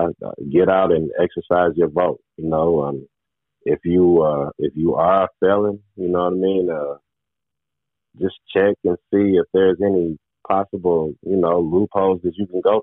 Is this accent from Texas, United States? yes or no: no; Murfreesboro, Tennessee, United States; Murfreesboro, Tennessee, my hometown